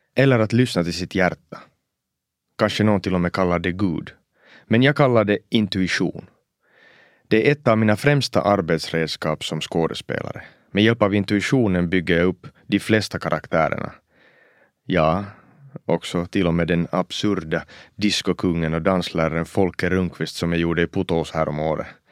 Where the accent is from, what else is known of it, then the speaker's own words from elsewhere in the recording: Oulu, North Ostrobothnia, Finland; first language Swedish; Att växa upp som en finlandssvensk pojke i finska Uleåborg på 90-talet